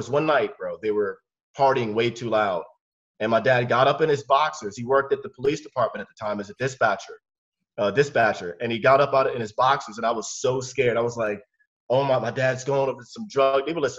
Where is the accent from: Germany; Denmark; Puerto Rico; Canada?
Germany; born there; I was born in Germany